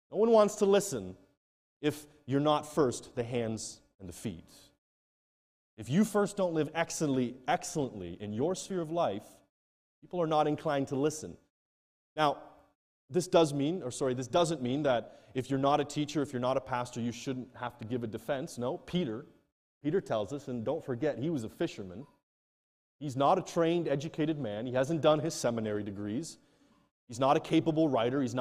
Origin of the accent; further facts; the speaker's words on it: Nigeria; Now, I come from Nigeria, where if they, you tell them and you come in a bit frantically